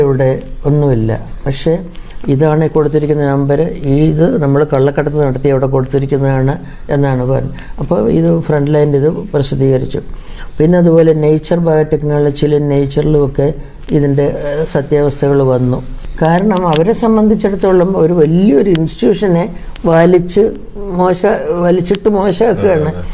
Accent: Kuttanad, Kerala, India; ഞാൻ ഈ കുട്ടനാട്ടിലൊക്കെ ജനിച്ചു വളർന്നത്

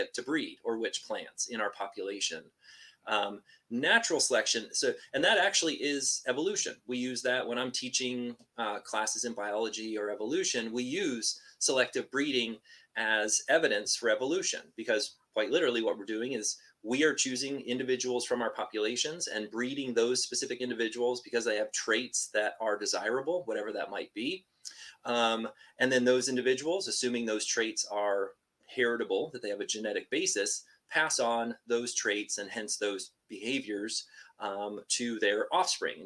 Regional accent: Washington, United States; I am from Washington State and just grew up with sort of a childhood love of like nature and the outdoors

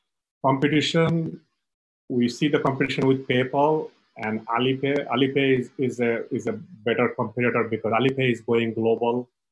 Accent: Bangladesh; now in United States; originally I was from Bangladesh, so I have a lot of connection in Bangladesh.

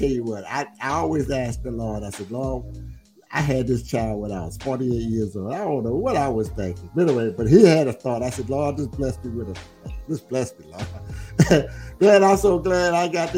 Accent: United States; I grew up in the South End. I mean, nobody knows that, but I was born in the South End on 705 Shawana

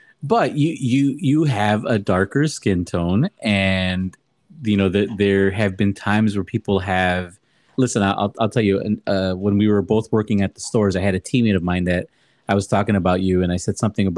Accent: Chicago, Illinois, United States; my parents were born in Mexico, the motherland, and I was born in Chicago.

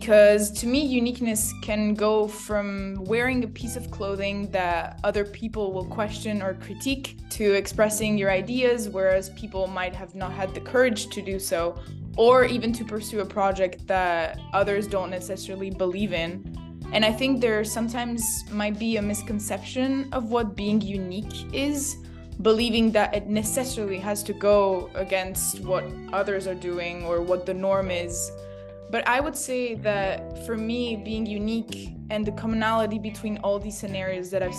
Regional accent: France; moved away as an adult; also born or lived in Rome, Italy / Canada / United States; originally I was born in Italy, in Rome. And when I was 7 years old, my family and I moved to France, and that's where I've been living since then.

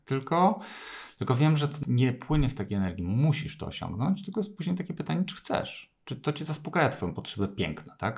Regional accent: Poland; urodziłem się w Polsce

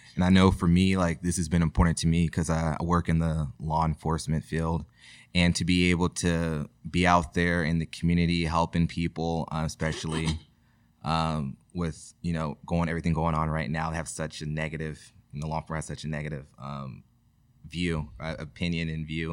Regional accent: Rosemont, California, United States; I'm proud, you know, to be from Rosemont. I went to Rosemont High School.

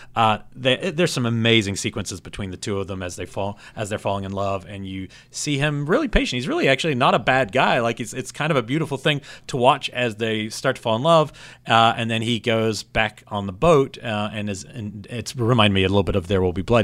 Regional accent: New Zealand; moved away; I grew up in New Zealand

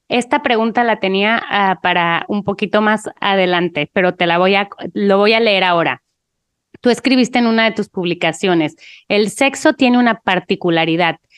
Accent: Mexico; soy mexicana

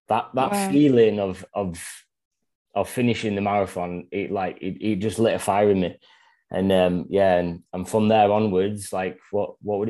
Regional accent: Northern England, Yorkshire and the Humber, United Kingdom; moved away as an adult; now in Australia; I'm from Northern England, Yorkshire

